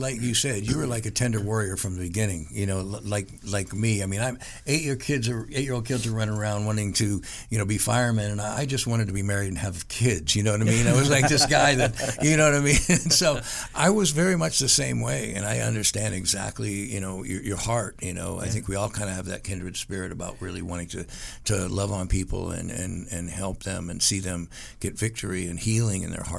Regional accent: San Francisco, California, United States; now in Los Angeles, United States; One of my best friends that I grew up in high school with, we came from San Francisco out here together

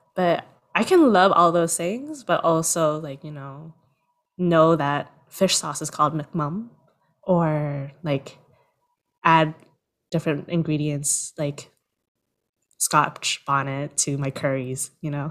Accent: Southern Vietnam, Vietnam; accent: southern (Vietnamese); also born or lived in Berlin, Germany; now in Toronto, Canada; speak to them in my southern accent

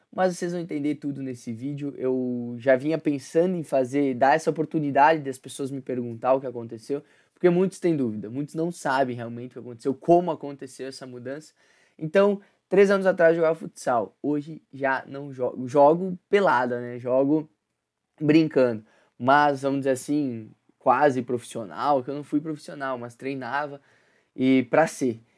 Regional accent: Concórdia, Santa Catarina, Brazil; moved away; Quando eu vou para Concórdia, que é minha cidade natal, que minha família tá lá

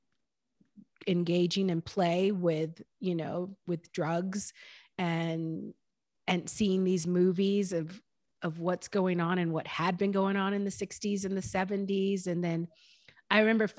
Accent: Champaign, Illinois, United States; moved away; also born or lived in Panama; I didn't grow up around necessarily a lot of nature growing up in Champaign, Illinois

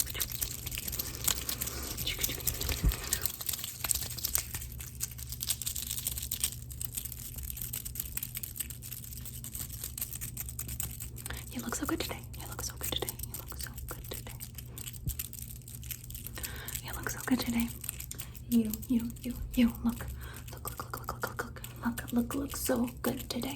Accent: the South, United States; I'm just a little Colombianita that grew up in the South

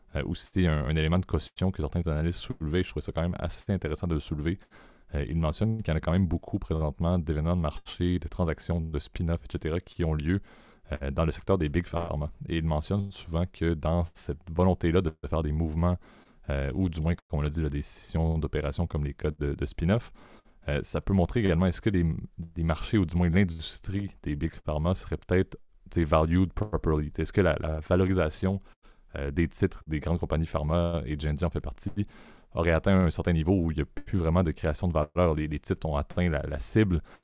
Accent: Quebec, Canada; en tant que Québécois

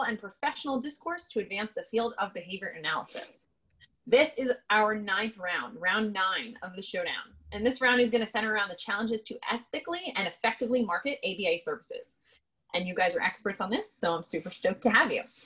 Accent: Jersey Shore, New Jersey, United States; also born or lived in Hawaii; I was born and raised on the Jersey Shore.

